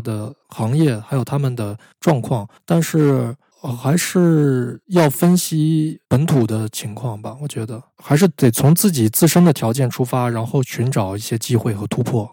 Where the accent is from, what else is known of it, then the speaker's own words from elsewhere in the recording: China; 我们就首先要满足我们中国人自己的读者